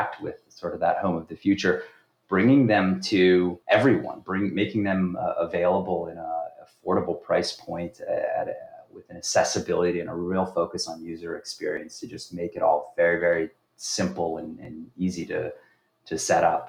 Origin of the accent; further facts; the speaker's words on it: Los Angeles, California, United States; moved away as an adult; now in New York, United States; born originally in California, Los Angeles, grew up there